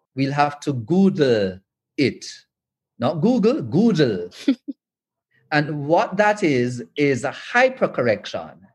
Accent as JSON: {"language": "English", "region": "Western Jamaica", "country": "Jamaica", "said": "I'm from Western Jamaica."}